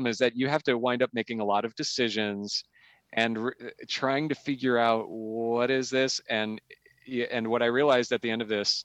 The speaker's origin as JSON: {"language": "English", "region": "Midwest", "country": "United States", "moved": "yes", "said": "we're fellow Scandinavians from the Midwest."}